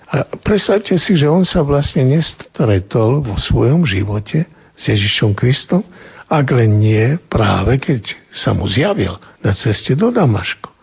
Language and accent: Slovak; eastern Slovakia, Slovakia; u nás na východe